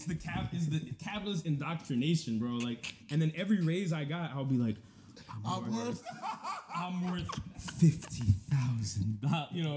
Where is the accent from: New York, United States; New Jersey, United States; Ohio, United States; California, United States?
New York, United States; I'm from New York